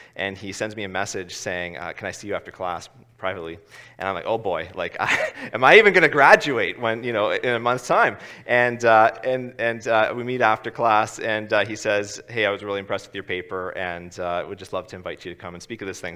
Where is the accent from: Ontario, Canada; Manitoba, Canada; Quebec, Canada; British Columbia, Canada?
Ontario, Canada; Ottawa; moved away; I'm from Ottawa originally